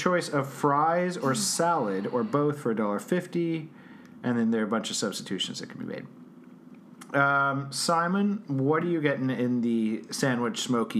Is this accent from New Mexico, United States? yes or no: yes; Albuquerque, New Mexico, United States; I'm from Albuquerque, I think.